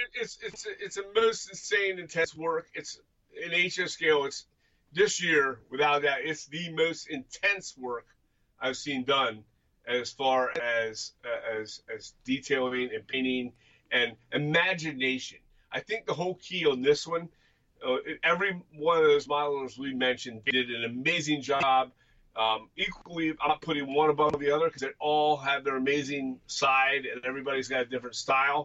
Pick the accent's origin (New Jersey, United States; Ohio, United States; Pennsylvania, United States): Pennsylvania, United States; we are from Pennsylvania, and we're we're near within you know, 12 miles of the Susquehanna River